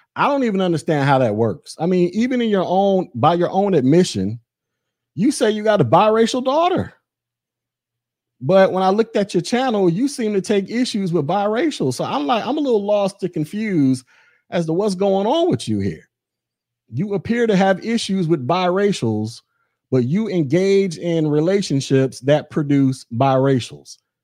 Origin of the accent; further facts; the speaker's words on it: United States; I was born here in America